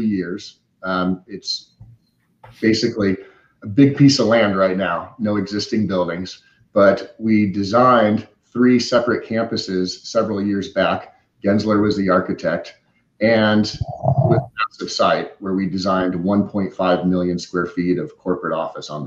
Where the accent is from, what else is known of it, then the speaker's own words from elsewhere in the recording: Omaha, Nebraska, United States; moved away as an adult; also born or lived in Arizona; now in San Diego, United States; I grew up in the Midwest, Omaha, Nebraska